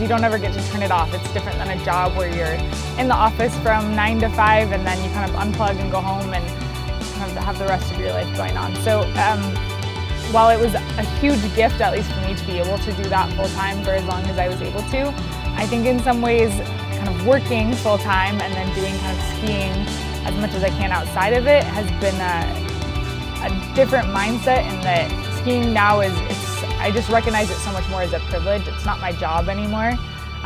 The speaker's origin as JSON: {"language": "English", "town": "Bozeman", "region": "Montana", "country": "United States", "tie": "born or raised there", "also_born_or_lived": "Vermont", "moved": "as an adult", "said": "I grew up in Bozeman, Montana"}